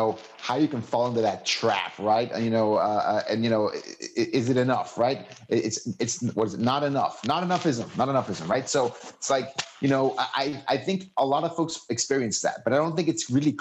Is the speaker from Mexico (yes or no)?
yes; Mexico; moved away as an adult; also born or lived in Seattle; I moved to Seattle, you know, from growing up in Mexico on the border